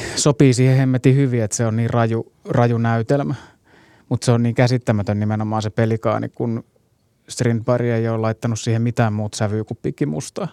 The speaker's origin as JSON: {"language": "Finnish", "town": "Hyvinkää", "region": "Uusimaa", "country": "Finland", "said": "mun juuret oli kuitenkin siellä hyvinkään niin kuin kesäteatterityyppisessä meiningissä"}